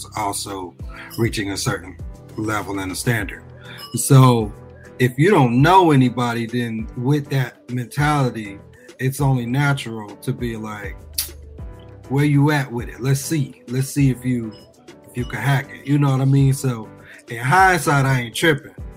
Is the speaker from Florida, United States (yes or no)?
yes; Miami, Florida, United States; born and raised in Miami